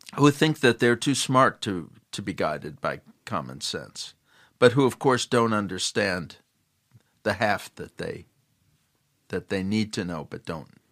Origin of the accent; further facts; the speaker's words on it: Chicago, Illinois, United States; When I was growing up, I grew up in Chicago